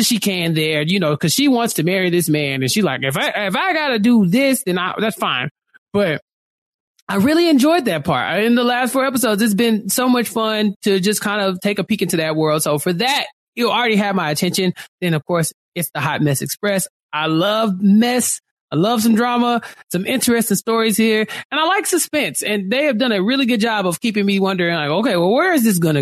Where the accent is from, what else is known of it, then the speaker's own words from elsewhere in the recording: United States; I'm an American